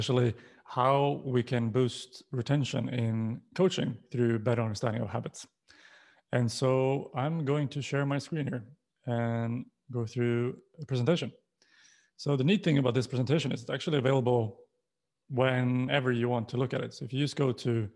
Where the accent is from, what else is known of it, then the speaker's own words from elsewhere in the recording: Sweden; moved away; I'm born and raised in Sweden, but I've lived and worked in pretty much most continents